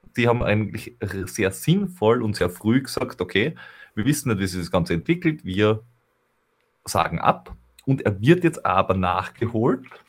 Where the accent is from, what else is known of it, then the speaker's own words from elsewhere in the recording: Veitsch, Styria, Austria; aus meiner Heimat oder äh, wo ich aufgewachsen bin